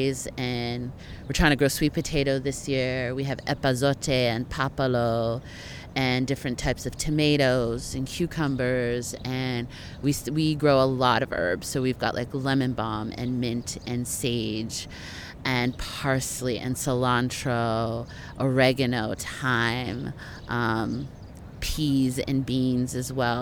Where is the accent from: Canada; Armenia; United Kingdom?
Canada; I'm from Canada